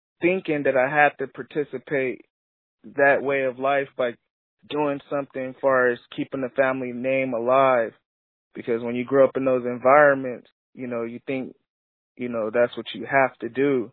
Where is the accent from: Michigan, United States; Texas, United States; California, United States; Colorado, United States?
California, United States; Lancaster and Long Beach, Los Angeles County; I got a double childhood. I grew up both places, known both places. So, you know, I rep both places to this day, the Antelope Valley area, Lancaster and Long Beach.